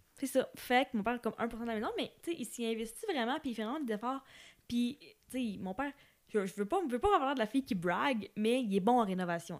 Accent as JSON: {"language": "French", "town": "Amos", "region": "Quebec", "country": "Canada", "tie": "born or raised there", "said": "la maison où est-ce que j'ai grandi à Amos"}